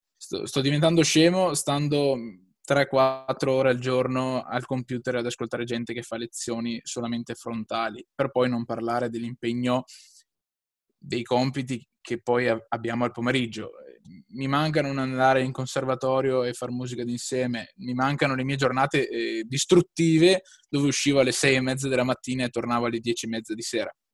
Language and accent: Italian; Lonigo, Veneto, Italy; sono di Lonigo, un piccolo paesino in eh, provincia di Vicenza, in Veneto